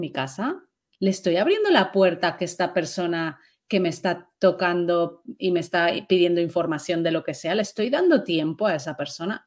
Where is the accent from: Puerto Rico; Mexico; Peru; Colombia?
Mexico; yo soy mexicana